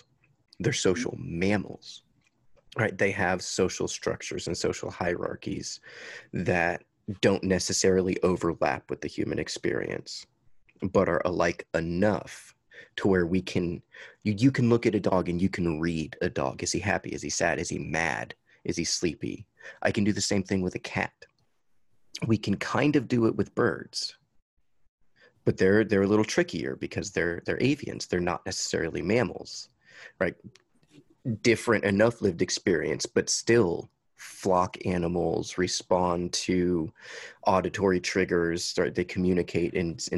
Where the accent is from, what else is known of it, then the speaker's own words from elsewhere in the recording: Huntsville, Alabama, United States; the house we grew up in Huntsville, Alabama